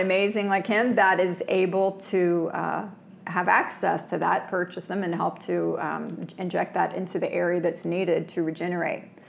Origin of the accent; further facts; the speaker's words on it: Florida, United States; moved away as an adult; also born or lived in Manhattan; now in New York, United States; I've born and raised in Florida